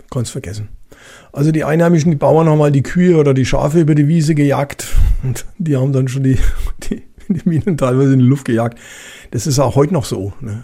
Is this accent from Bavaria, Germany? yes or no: yes; Franconia, Bavaria, Germany; accent: Franconian; vielleicht äh, hört man manchmal meinen fränkischen Dialekt durch